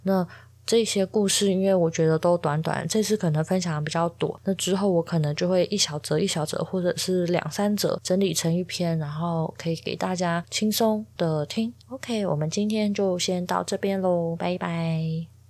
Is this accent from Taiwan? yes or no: yes; Taichung, Taiwan; 因为我是台中人嘛